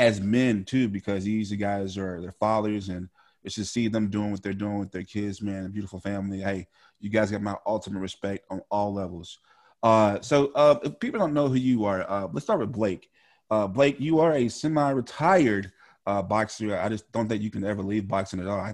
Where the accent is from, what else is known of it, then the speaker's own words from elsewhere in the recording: Louisiana, United States; where we come from Louisiana